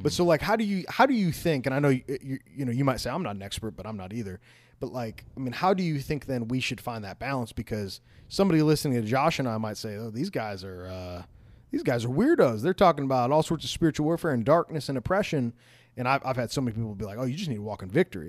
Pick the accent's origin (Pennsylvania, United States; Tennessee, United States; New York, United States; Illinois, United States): Illinois, United States; outside of Chicago; moved away; I grew up outside of Chicago